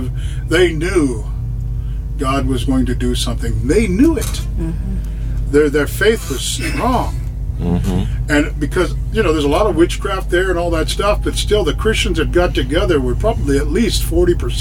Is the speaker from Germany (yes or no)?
no; United States; moved away as an adult; now in Uganda; I'm from America and everybody's mixed different colors